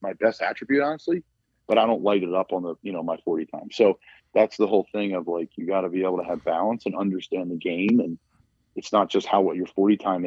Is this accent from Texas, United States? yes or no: no; Doylestown, Pennsylvania, United States; I'm from Doylestown, Pennsylvania